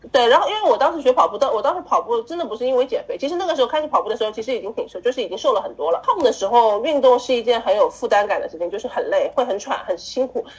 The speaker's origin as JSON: {"language": "Chinese", "country": "China", "said": "我们中国人"}